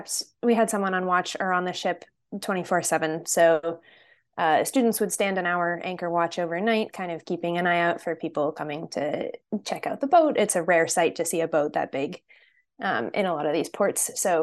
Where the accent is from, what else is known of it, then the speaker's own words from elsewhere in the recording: Connecticut, United States; So I am from Central Connecticut, not super close to the water, but the beach is about an hour away. But I grew up sailing.